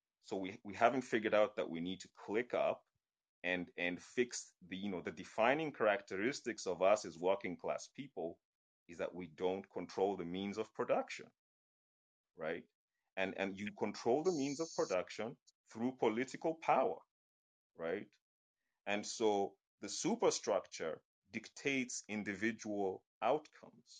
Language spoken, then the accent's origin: English; Kenya; I'm Kenyan